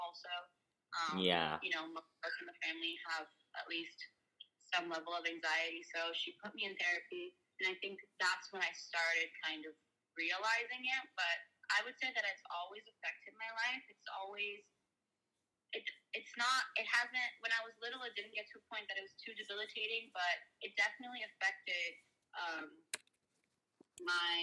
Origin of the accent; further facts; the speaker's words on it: Brazil; moved away; growing up in Brazil